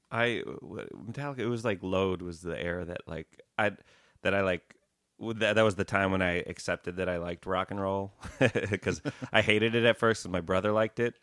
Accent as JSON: {"language": "English", "region": "Wisconsin", "country": "United States", "tie": "born or raised there", "said": "I grew up in Wisconsin"}